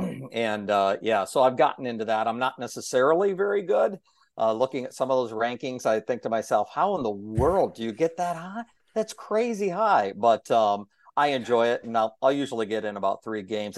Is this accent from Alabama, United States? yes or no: no; Okolona, Ohio, United States; my hometown